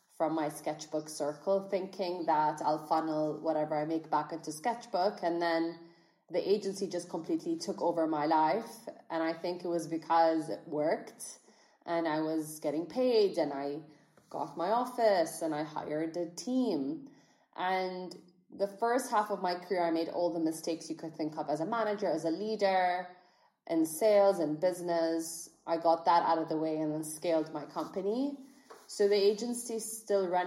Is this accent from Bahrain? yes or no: yes; Bahrain; I grew up in Bahrain. I'm a Bahraini entrepreneur